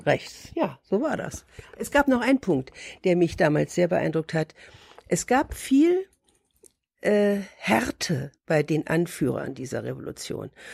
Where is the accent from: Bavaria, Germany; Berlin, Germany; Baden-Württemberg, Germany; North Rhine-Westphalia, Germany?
Berlin, Germany; Ich bin 1943 geboren in Berlin